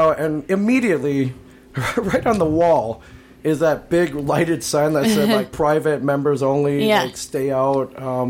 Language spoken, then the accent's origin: English; New Jersey, United States; I'm from New Jersey